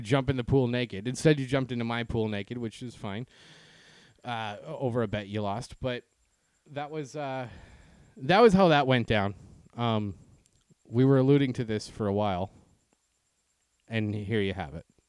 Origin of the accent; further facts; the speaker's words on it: Canada; now in United States; I'm Canadian